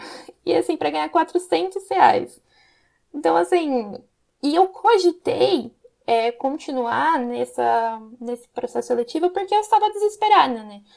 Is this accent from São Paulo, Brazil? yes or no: yes; Campinas, São Paulo, Brazil; eu sou de Campinas